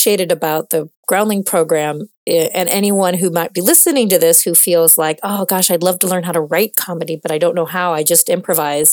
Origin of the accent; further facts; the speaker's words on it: Midwest, United States; I'm from the Midwest of America